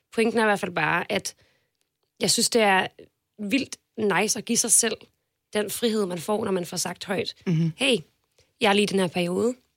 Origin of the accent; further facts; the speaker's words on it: Denmark; jeg kommer fra Jylland